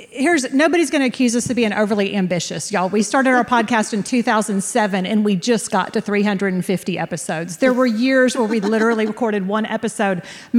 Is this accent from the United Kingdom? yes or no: no; San Antonio, Texas, United States; I'm from San Antonio, Texas, which is the home of Mexican food.